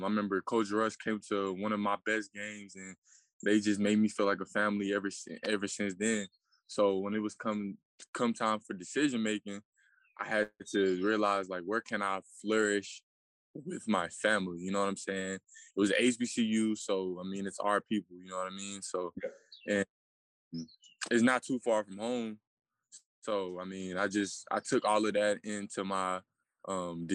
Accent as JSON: {"language": "English", "town": "Chattanooga", "region": "Tennessee", "country": "United States", "said": "I'm from Chattanooga, Tennessee"}